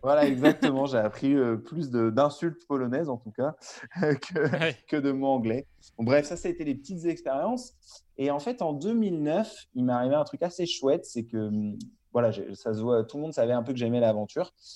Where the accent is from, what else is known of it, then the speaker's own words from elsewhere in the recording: Larmor-Plage, Brittany, France; moved away as an adult; now in Marseille, France; je suis originaire de Bretagne, l'Armor-Plage, dans le Morbihan. J'ai grandi là-bas jusqu'à mes 18 ans